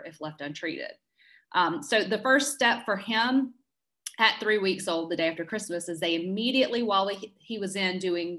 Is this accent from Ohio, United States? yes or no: no; South Carolina, United States; moved away as an adult; now in Peachtree City, United States; I am originally from South Carolina. I moved here after college